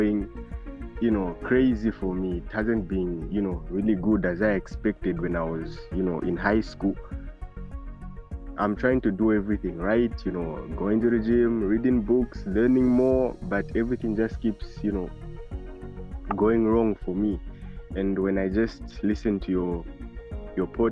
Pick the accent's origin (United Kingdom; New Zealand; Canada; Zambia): Zambia; Lusaka, Lusaka Province; I'm from Lusaka, Zambia.